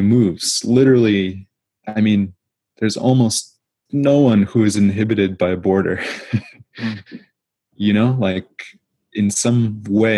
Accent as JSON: {"language": "English", "country": "United States", "said": "as an American"}